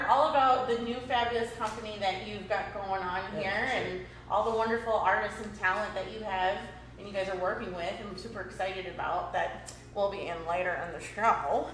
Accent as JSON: {"language": "English", "region": "East Coast", "country": "United States", "moved": "yes", "said": "I'm from the East Coast"}